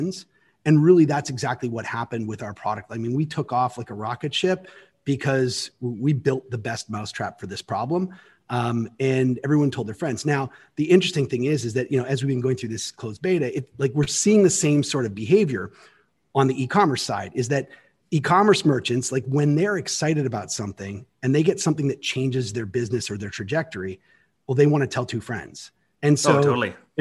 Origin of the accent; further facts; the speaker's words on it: Canada; now in United States; As a Canadian, and I became an American citizen a while ago, so I now get to vote here